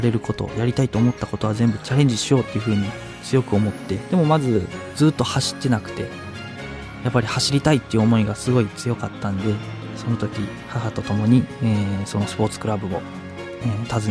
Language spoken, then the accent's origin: Japanese; Mie, Japan; moved away as an adult; also born or lived in Aichi; now in Tokyo, Japan; 三重県だと鈴鹿サーキットとかがあるんですけど